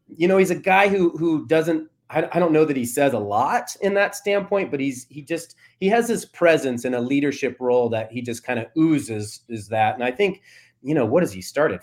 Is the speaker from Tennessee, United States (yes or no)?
no; Tallahassee, Florida, United States; moved away as an adult; now in Oregon, United States; I was born in Tallahassee